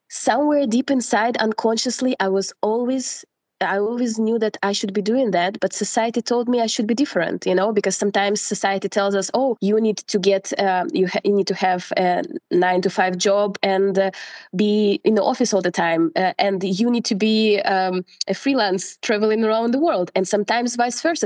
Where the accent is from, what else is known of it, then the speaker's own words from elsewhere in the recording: Russia; moved away as an adult; now in Portugal; I'm from Russia and I've been living in Portugal for the last six years